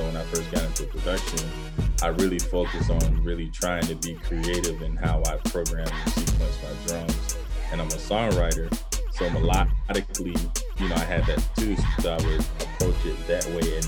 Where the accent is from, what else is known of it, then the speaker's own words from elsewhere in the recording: Manchester, Georgia, United States; moved away; coming from like Manchester, Georgia, which is a small town population of about 3,500 people